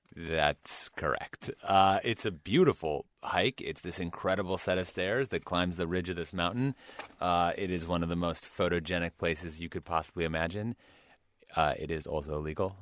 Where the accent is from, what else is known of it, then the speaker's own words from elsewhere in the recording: Midwest, United States; I, I grew up in the Midwest